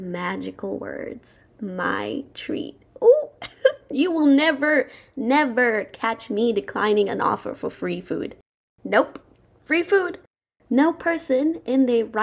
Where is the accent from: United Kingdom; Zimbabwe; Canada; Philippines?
Zimbabwe; now in United States; when I tell people where I'm from, I always say Zimbabwe